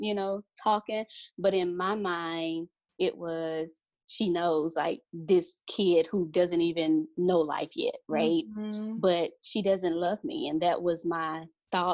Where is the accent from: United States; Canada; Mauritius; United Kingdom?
United States; Mississippi; moved away; we're originally from Mississippi